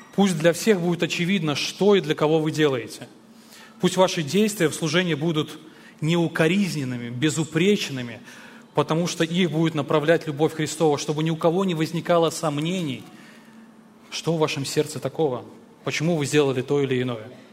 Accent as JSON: {"language": "Russian", "country": "Belarus", "tie": "born or raised there", "said": "Я сам родом из Беларуси"}